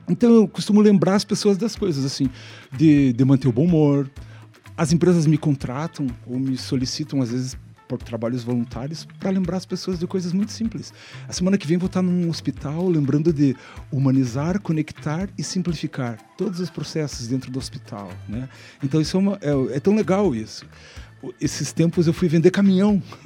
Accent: Ponta Grossa, Paraná, Brazil; now in Curitiba, Brazil; Eu nasci em Ponta Grossa, então sou um cidadão pontagrossense, uhum. mas me considero um cidadão curitibano por conta disso.

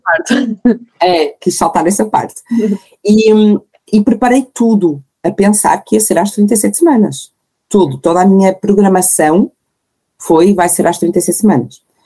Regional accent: Porto, Norte, Portugal; tenho 34 anos, sou do Porto

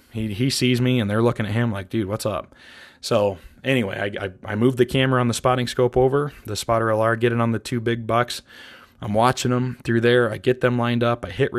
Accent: Montana, United States; I couldn't be happier that I got an antelope buck on the ground here in Montana, my home state.

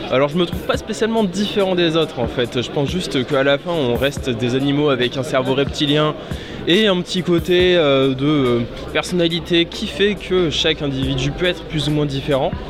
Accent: China; French is a second language; j'ai 22 ans. Et je me sens différente parce que je ne suis pas française, je suis chinoise.

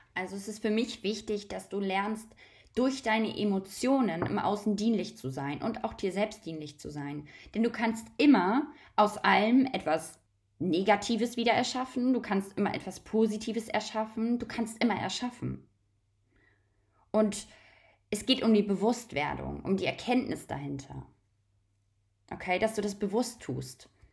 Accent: Germany; Ich bin in Deutschland aufgewachsen.

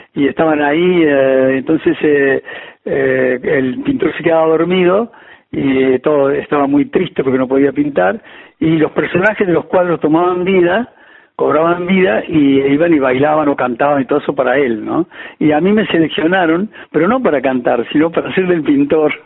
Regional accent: Cruz del Eje, Córdoba, Argentina; moved away as an adult; also born or lived in Madrid, Spain; Cruz de Eje, al lugar donde yo nací

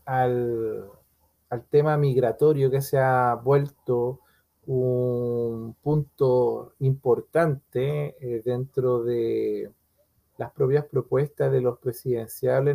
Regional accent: Chile; norte de nuestro país

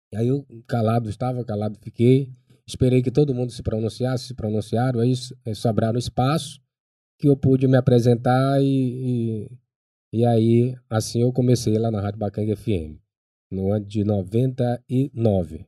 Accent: Baixada Maranhense, Maranhão, Brazil; accent: Baixada; now in São Luís, Brazil; ainda tá ainda com sotaque é, de, de, de, gente da Baixada

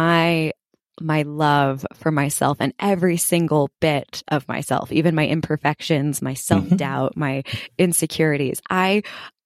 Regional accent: Los Angeles, California, United States; also born or lived in New York; now in Park City, United States; I'm originally from Los Angeles, California

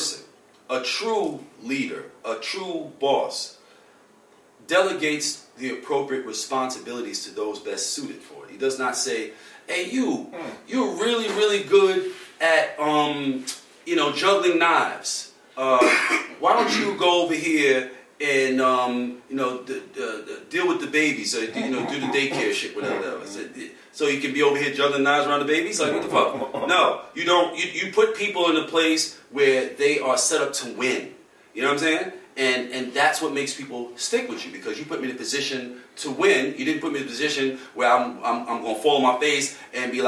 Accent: New York City, New York, United States; I'm from Harlem. When I say I'm from Harlem, I mean I'm from the place

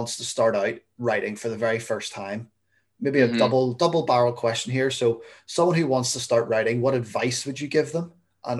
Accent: United Kingdom; Being British, I make tea. I don't make coffee.

